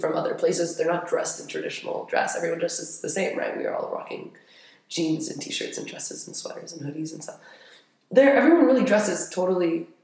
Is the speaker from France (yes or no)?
yes; Paris, Île-de-France, France; moved away as an adult; also born or lived in Madrid; now in Abu Dhabi, United Arab Emirates; I grew up in Paris. I spent a quick semester in Madrid for college, but I've always been in Paris.